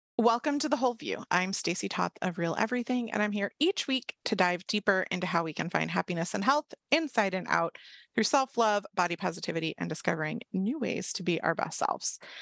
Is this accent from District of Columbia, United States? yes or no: yes; Washington, District of Columbia, United States; D C, which is obviously my hometown, the suburbs, not the actual city